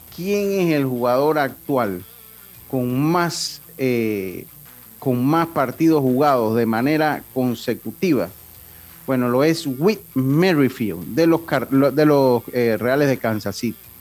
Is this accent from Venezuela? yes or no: no; Panama